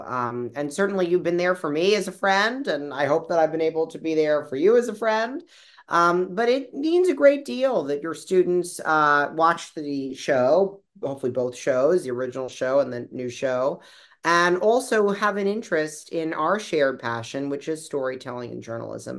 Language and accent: English; Boca Raton, Florida, United States; I'm originally from South Florida, uh, from Boca Raton. I was born there